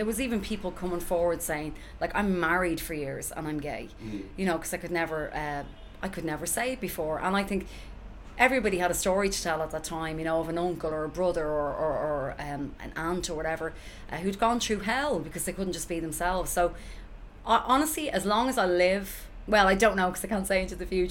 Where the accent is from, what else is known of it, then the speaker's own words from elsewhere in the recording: Dublin, Leinster, Ireland; also born or lived in New York; being from Finglas, like, I probably would have had it